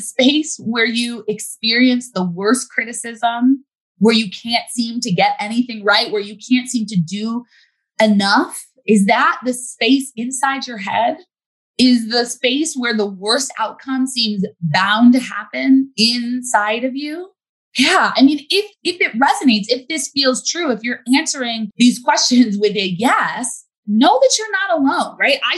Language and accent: English; United States; as a Black girl growing up in America